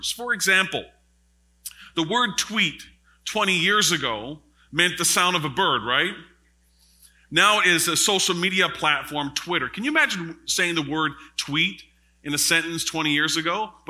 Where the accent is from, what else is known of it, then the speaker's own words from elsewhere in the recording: Newfoundland and Labrador, Canada; I'm very, very astute in when it comes to Newfie lingo because I'm from Labrador, right?